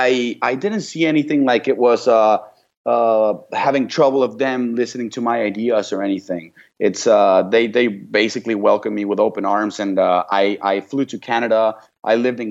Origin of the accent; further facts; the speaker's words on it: Mexico; moved away; also born or lived in Paris / Vancouver; I'm from Mexico.